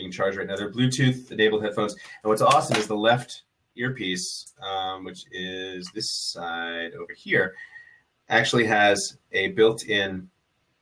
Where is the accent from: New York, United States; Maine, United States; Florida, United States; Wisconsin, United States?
New York, United States; New York City; I grew up in New York City. I was a public school kid